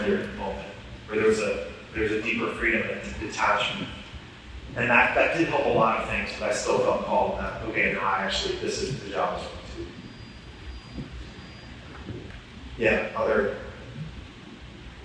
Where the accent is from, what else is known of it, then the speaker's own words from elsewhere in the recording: Atlanta, Georgia, United States; to be the director of my hometown, the place where I grew up